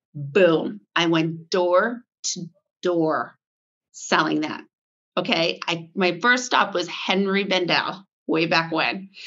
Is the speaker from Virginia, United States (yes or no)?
no; Vermont, United States; moved away as an adult; also born or lived in Boston / New York City; I grew up on a farm in Vermont